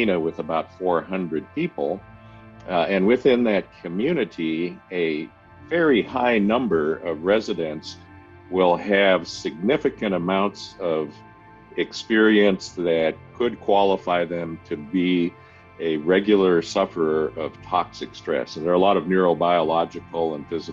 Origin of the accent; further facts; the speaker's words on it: Alaska, United States; moved away; also born or lived in Seattle, Washington; So I was born in Alaska